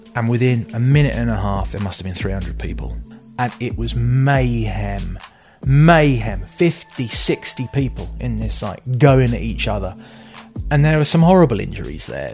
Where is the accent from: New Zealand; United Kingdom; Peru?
United Kingdom; Kent, South East England; also born or lived in Liverpool; now in Scotland, United Kingdom; we moved down south, down to Kent. Um, I grew up in Kent.